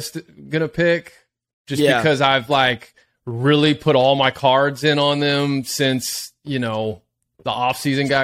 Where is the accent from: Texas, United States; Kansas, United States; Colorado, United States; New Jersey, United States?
Texas, United States; I'm from Texas